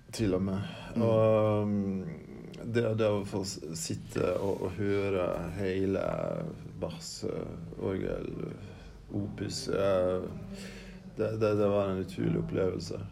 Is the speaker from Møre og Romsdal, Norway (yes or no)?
yes; Vatne, Møre og Romsdal, Norway; i kirka hjemme på Vatnet på Sunnmøre der jeg vokste opp